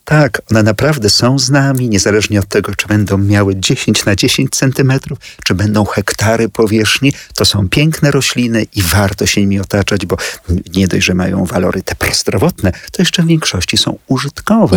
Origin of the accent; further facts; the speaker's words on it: Warsaw, Masovian Voivodeship, Poland; Urodziłem się w Warszawie, mieszkam tyle lat